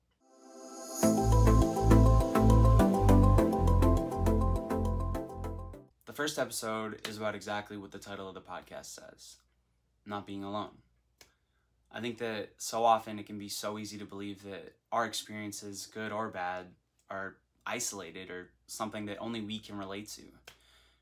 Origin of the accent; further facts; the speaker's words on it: Nassau, New Providence, Bahamas; moved away as an adult; now in Florida, United States; I'm from Nassau, New Providence in the Bahamas